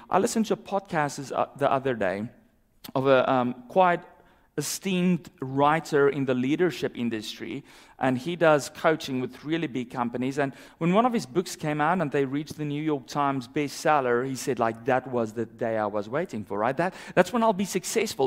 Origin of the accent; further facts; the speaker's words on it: South Africa; moved away; growing up in South Africa